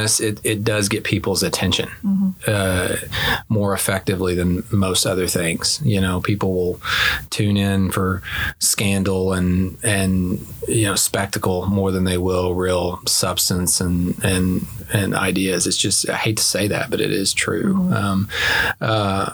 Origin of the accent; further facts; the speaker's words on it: Springdale, Arkansas, United States; moved away as an adult; now in Little Rock, United States; We moved up to Springdale when I was 3 or 4, school age, and I did K through 12 up there.